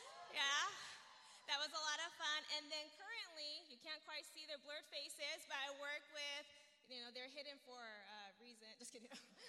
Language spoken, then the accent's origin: English; Virginia, United States; also born or lived in Albuquerque, United States / Japan; So I'm from Virginia, from Albuquerque, and then Japan.